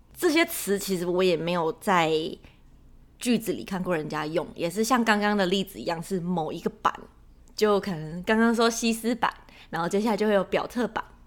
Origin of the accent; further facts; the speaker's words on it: Taiwan; moved away; 我们台湾人在日常生活中是不会这样讲的